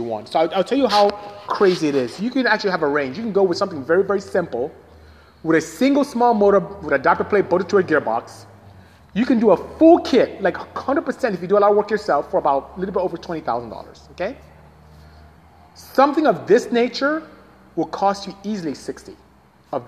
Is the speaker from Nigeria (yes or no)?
yes; Nigeria; moved away; I'm Nigerian, so from West Africa indeed. That's where I'm from originally